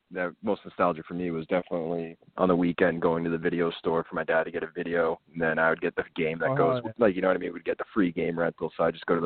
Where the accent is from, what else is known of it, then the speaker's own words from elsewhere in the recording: New Hampshire, United States; growing up in New Hampshire.